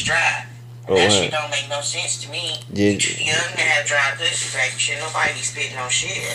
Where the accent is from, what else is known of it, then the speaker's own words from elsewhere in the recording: Columbus, Ohio, United States; OHIO, Columbus, Ohio.